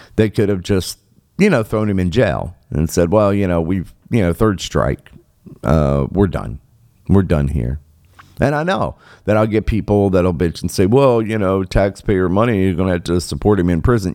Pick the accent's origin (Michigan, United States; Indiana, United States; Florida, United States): Michigan, United States; my home state here um, of Michigan.